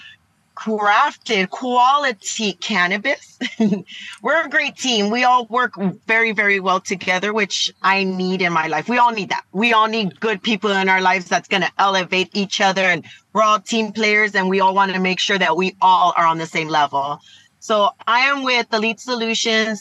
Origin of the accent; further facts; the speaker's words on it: Los Angeles, California, United States; I grew up